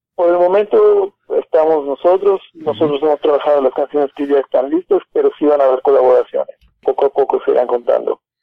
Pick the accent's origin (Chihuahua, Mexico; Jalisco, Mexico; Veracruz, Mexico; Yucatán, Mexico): Yucatán, Mexico; Mérida; moved away as an adult; now in Mexico City, Mexico; nosotros somos originarios de Mérida